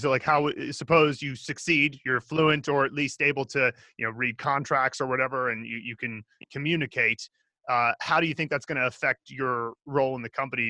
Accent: Philadelphia, Pennsylvania, United States; I grew up in the Philadelphia area

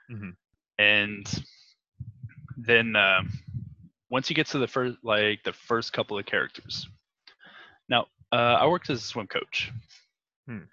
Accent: Texas, United States; I am from Texas

